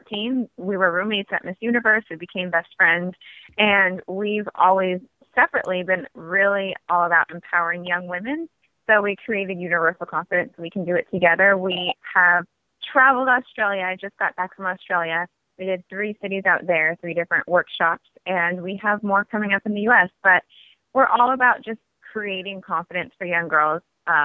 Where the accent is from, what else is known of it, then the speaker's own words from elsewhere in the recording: California, United States; born there; also born or lived in Germany / Hong Kong / Oregon / Washington; now in Los Angeles, United States; but I've lived all over. Germany, Hong Kong, California. Originally, I was born in California. Also, Oregon, Washington, and New York.